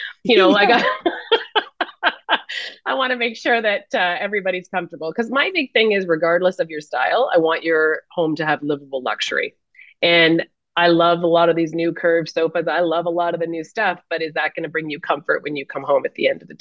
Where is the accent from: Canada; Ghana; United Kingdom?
Canada; being Canadian